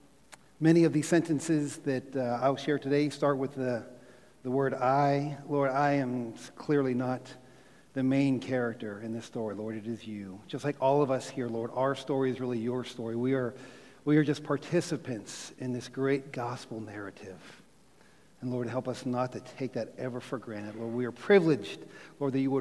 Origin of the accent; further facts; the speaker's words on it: Mars, Pennsylvania, United States; also born or lived in Pittsburgh, Pennsylvania; I grew up in a little town called Mars, Pennsylvania. It's about 20 miles north of Pittsburgh.